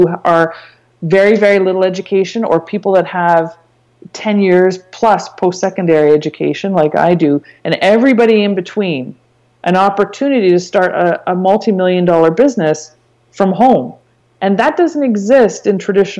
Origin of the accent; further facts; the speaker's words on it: Canada; I'm Canadian and I wanted to stay and make my money and earn my living in Canada